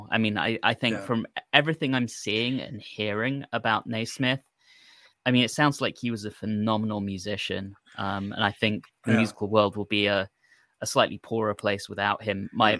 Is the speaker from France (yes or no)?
no; United Kingdom; I grew up much later than you guys, or whether it's because I grew up in Britain.